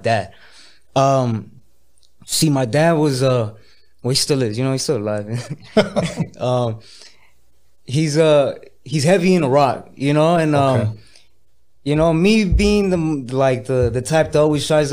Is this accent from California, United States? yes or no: yes; Los Angeles, California, United States; I grew up in North Hollywood in the San Fernando Valley